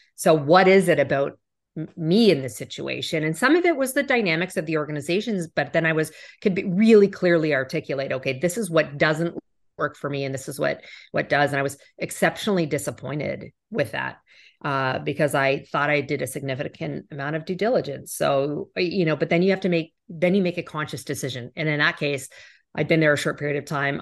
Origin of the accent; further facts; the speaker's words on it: Canada; as a Canadian